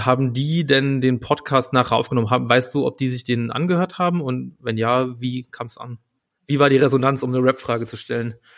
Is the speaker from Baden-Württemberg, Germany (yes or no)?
no; Saarland, Germany; now in Berlin, Germany; ich bin, wohne in Berlin, aber ich bin aufgewachsen im Saarland